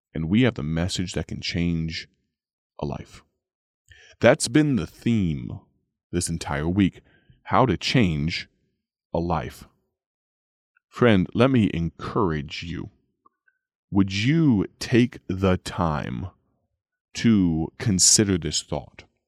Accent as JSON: {"language": "English", "country": "United States", "said": "I'm telling that account from the, uh, from the perspective of an American"}